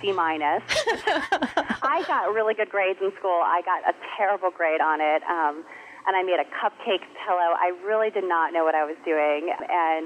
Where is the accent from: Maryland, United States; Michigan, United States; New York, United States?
Maryland, United States; Potomac; now in Wellesley, United States; I grew up in Potomac, Maryland, which is a suburb of Washington, D.C.